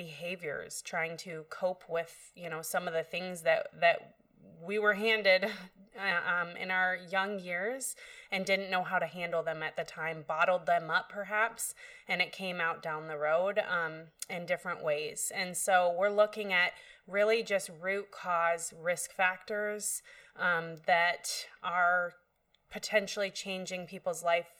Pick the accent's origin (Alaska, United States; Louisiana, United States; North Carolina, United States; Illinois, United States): Alaska, United States; Soldotna; moved away as an adult; I am a local, so I was born and raised here in Soldotna.